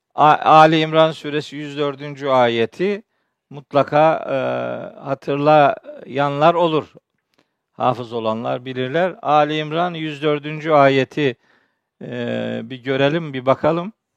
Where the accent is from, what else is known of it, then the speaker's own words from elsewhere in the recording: Çaykara, Trabzon, Turkey; Ben biliyorsunuz Trabzonluyum, Çaykaralıyım